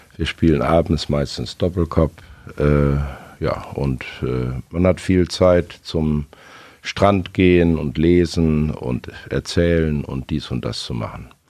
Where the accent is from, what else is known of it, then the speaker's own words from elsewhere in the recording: Osnabrück, Lower Saxony, Germany; bin in Osnabrück zur Schule gegangen